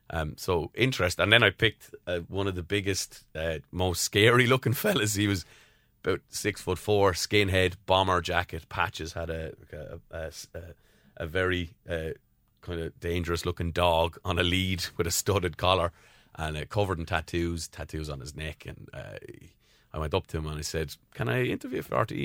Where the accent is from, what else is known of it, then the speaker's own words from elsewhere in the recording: Tramore, Munster, Ireland; I'm from Tremor, County Waterford